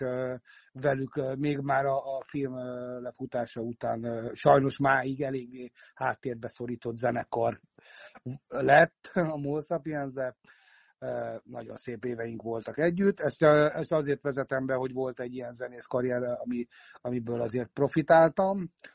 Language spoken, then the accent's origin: Hungarian; Szentendre, Pest, Hungary; moved away as an adult; also born or lived in Budapest / England; now in United Kingdom; Budapesten születtem, de Szentendrén nevelkedtem.